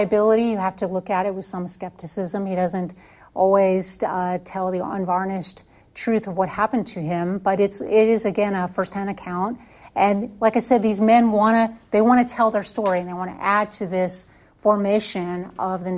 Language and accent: English; Connecticut, United States; now in Alabama, United States; I grew up in Connecticut, and we always had Memorial Day Parade.